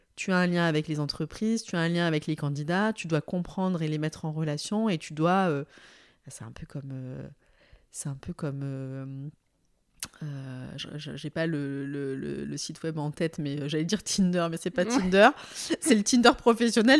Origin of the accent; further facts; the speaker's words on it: southern France, France; also born or lived in Aix-en-Provence; Moi, je suis une sudiste